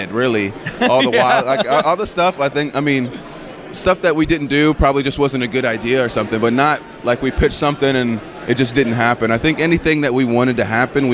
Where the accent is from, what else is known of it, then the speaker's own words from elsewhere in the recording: Paducah, Kentucky, United States; I'm from Kentucky